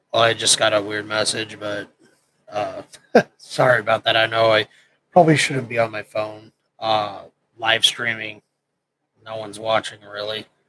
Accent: Nebraska, United States; moved away as an adult; also born or lived in Camp Pendleton; I grew up in Nebraska

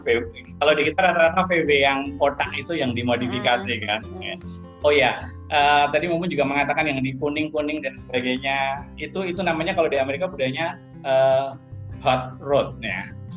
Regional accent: Klaten, Central Java, Indonesia; also born or lived in Solo; saya lahir besar di Klaten

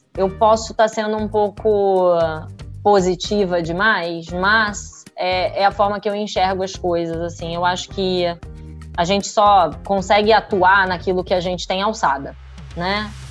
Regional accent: Rio de Janeiro, Brazil; sou do Rio

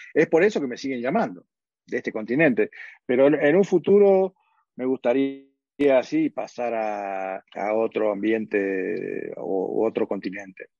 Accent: Argentina; moved away as an adult; also born or lived in Los Angeles / Edmonton / New York / Johannesburg; now in Kigali, Rwanda

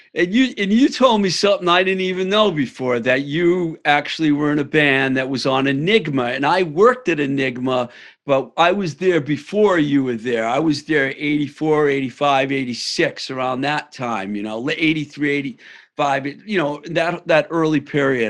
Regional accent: Worcester, Massachusetts, United States; I'm from Worcester

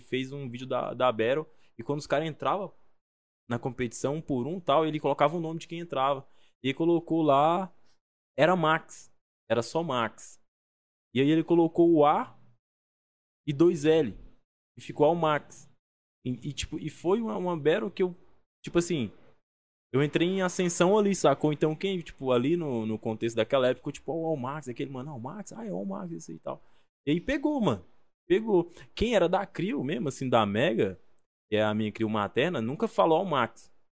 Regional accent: Goiânia, Goiás, Brazil; also born or lived in Colinas do Tocantins, Tocantins; now in São Paulo, Brazil; nasci em Tocantins, mas fui criado ali em Goiânia, na capital do Goiás ali.

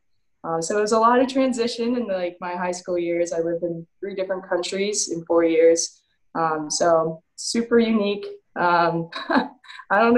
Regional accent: California, United States; moved away as an adult; also born or lived in New Hampshire; Growing up in California, you have to travel to these showcases and all these tournaments just to get seen

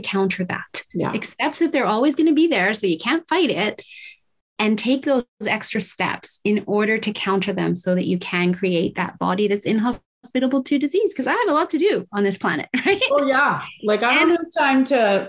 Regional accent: Tokyo, Japan; I was raised in Tokyo, Japan in the 70s

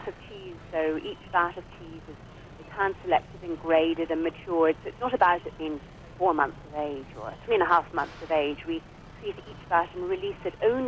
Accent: Ireland; In Ireland

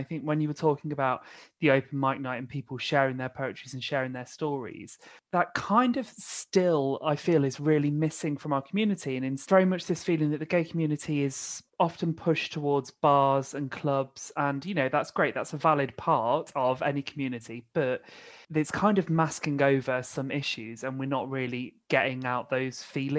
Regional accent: the Midlands, England, United Kingdom; I grew up in the Midlands

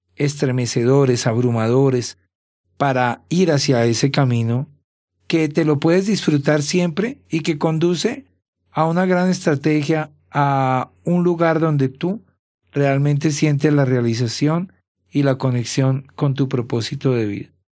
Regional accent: Bogotá, Colombia; moved away; soy de Bogotá, de Colombia

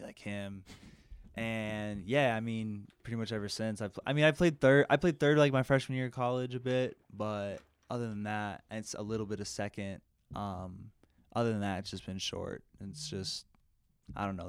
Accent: Denver, Colorado, United States; also born or lived in California; from Denver, Colorado.

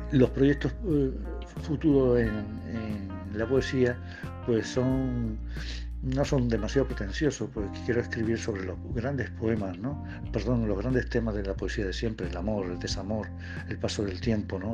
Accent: Córdoba countryside, Andalusia, Spain; La campiña de Córdoba, la tierra, el río, las huertas de mi pueblo

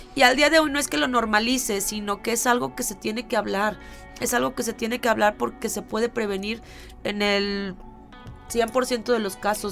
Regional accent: Mexico; como mexicanos, con la idiosincrasia que tenemos

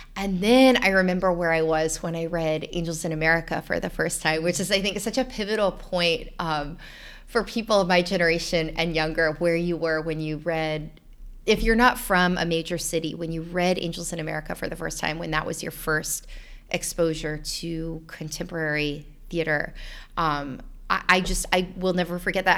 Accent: North Florida, United States; I'm from North Florida, and there are a lot of snakes and alligators anyway.

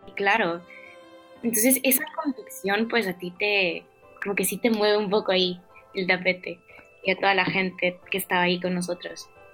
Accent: El Salvador; moved away as an adult; now in Madrid, Spain; soy salvadoreña, como ya lo dijiste. Llevo aquí viviendo desde septiembre

